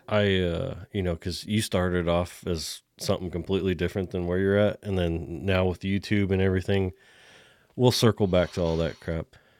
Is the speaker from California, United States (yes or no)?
yes; California, United States; now in Texas, United States; a Californian coming to Texas